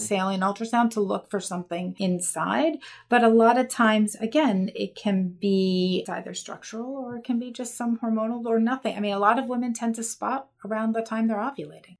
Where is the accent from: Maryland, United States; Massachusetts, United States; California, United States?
Maryland, United States; Baltimore; I grew up in Baltimore, Maryland